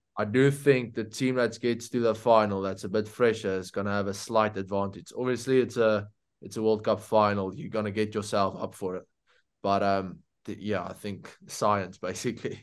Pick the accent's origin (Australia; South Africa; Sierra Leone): South Africa; being a South African